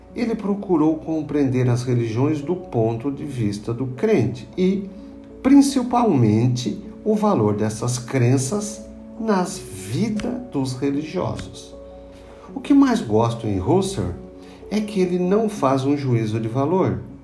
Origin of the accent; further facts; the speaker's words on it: Nova Veneza, Santa Catarina, Brazil; No Morro do Caravaggio, em Nova Veneza, onde cresci